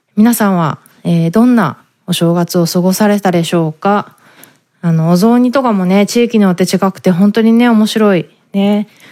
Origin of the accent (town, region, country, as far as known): Japan; born or raised there; moved away as an adult; now in San Diego, United States